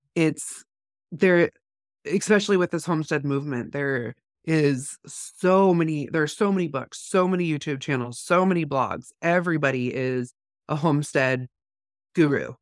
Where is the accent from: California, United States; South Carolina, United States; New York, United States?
California, United States; now in North Idaho, United States; growing up in California